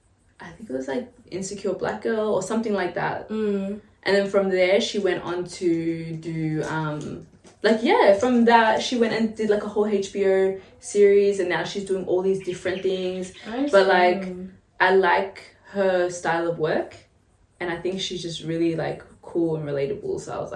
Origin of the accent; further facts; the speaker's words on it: Tigray, Ethiopia; because I'm from Tigray, so there's like a war that's right. been happening for like 2 years now.